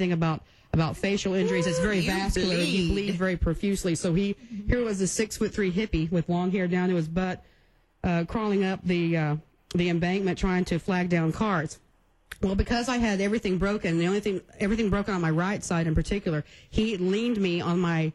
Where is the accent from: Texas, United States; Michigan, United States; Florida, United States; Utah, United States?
Texas, United States; Karnes City; Carn City, Texas, my hometown